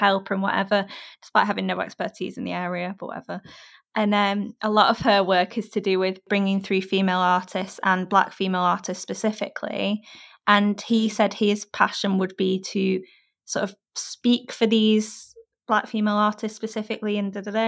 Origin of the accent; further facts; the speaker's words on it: Warrington, North West England, United Kingdom; now in London, United Kingdom; I'm from a place between Manchester and Liverpool, up north